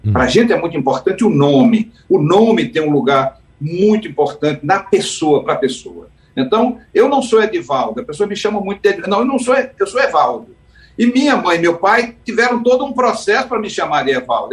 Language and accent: Portuguese; Caruaru, Pernambuco, Brazil; Eu sou de Caruaru, né? eu sou, nasci em Caruaru, mas meus pais são de Camusim de São Félix